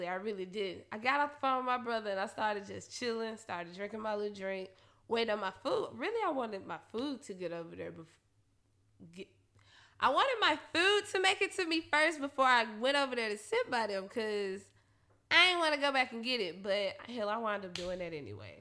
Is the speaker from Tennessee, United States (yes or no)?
yes; Memphis, Tennessee, United States; now in Nashville, United States; I'm from Memphis